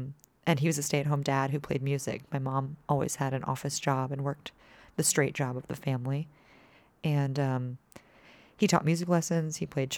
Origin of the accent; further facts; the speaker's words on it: Dallas, Texas, United States; also born or lived in Austin; I was raised in Texas, born in Austin, grew up in Dallas, but my dad calls himself a reformed Yankee.